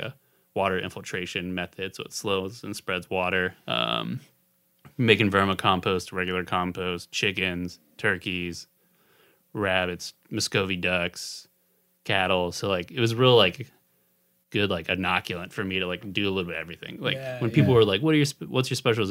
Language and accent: English; Boerne, Texas, United States; moved away as an adult; also born or lived in Austin, Texas; now in San Antonio, United States; I'm from Bernie originally